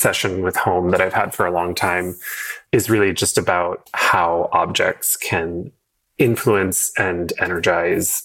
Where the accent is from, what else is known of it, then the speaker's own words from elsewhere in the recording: Portland, Oregon, United States; So yeah, so I grew up in Portland before Portland was like cool